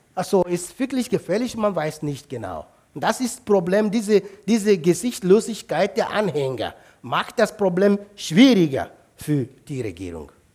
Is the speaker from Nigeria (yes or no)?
yes; South East, Nigeria; German is a second language; moved away as an adult; Das ist meine Heimat, mein Heimatdorf